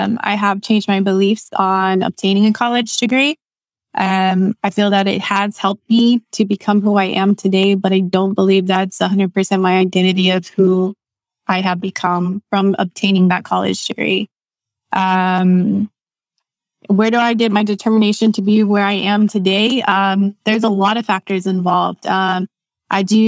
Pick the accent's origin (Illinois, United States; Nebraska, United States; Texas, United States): Texas, United States; where I'm from Texas. Most of my life I've been in Texas